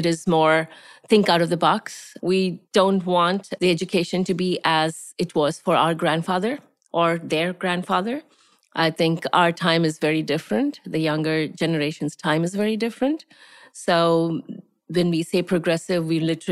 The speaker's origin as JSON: {"language": "English", "region": "Gujarat", "country": "India", "tie": "born or raised there", "also_born_or_lived": "Tamil Nadu", "moved": "as an adult", "lives_now": "United States", "said": "I am a Tamilian. I'm from south of India. I'm a person from Tamil Nadu, but I grew up in Gujarat, which is the west of India."}